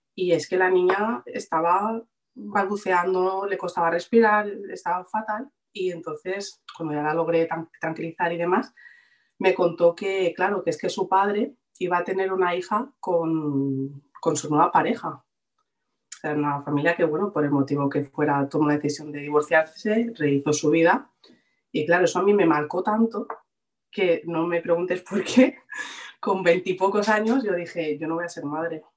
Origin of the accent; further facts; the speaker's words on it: Barcelona, Catalonia, Spain; vivo en Barcelona, de toda la vida.